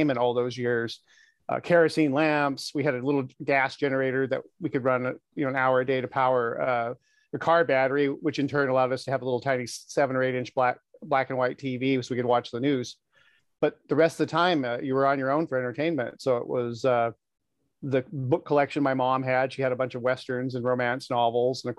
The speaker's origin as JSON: {"language": "English", "region": "Alaska", "country": "United States", "tie": "born or raised there", "moved": "as an adult", "said": "being born and raised in Alaska, living there for the first 25 years of my life"}